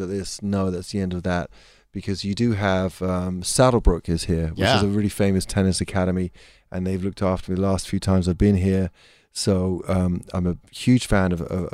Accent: England, United Kingdom; being English

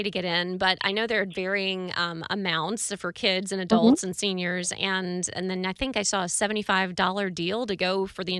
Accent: South Carolina, United States; moved away; I am from South Carolina.

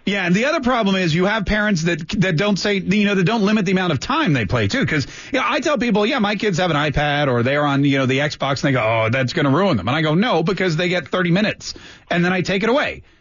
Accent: North Carolina, United States; when I was growing up in North Carolina

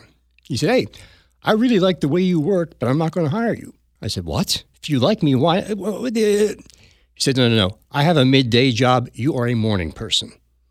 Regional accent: New Jersey, United States; accent: South Jersey; "And you have to lose that South Jersey dialect." Had to get rid of my accent.

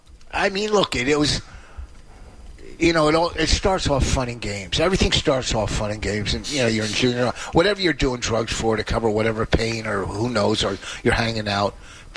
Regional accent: Plainfield, New Jersey, United States; now in Hillsborough, United States; I love growing up in my town. Like, I live in Hillsboro, but people go, where are you from? I always go Plainfield.

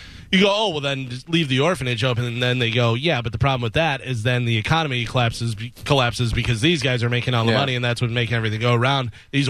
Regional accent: Illinois, United States; Growing up in Illinois, we could just plant right there in the ground because it was just good ground, good soil and stuff.

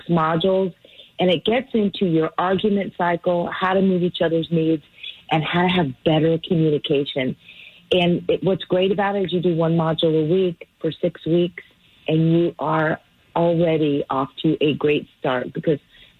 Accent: California, United States; moved away; I'm from California. We don't put sugar in our tea

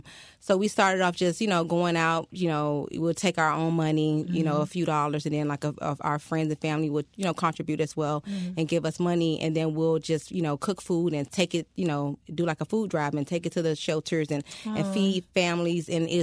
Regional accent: Miami, Florida, United States; I am a Miami native.

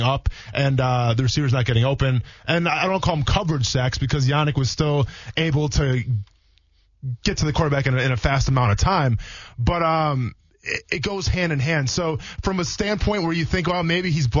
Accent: Wisconsin, United States; I grew up in Wisconsin

